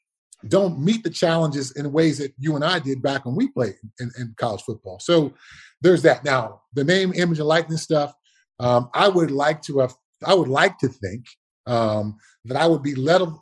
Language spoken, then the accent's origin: English; Altadena, California, United States; born or raised there